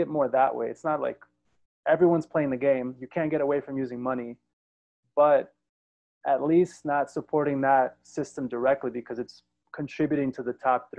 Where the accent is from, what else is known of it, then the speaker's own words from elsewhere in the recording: New York, United States; moved away; also born or lived in South Florida / San Francisco; I was born in New York, grew up in New York and in South Florida